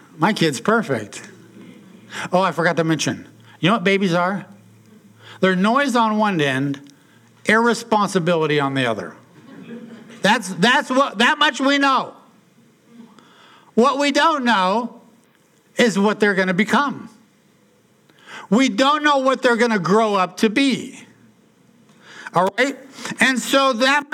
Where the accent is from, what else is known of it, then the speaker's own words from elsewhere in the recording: Portland, Oregon, United States; also born or lived in Salem; When I was a kid growing up in Portland, attending the church in St. John's, where I grew up with my family there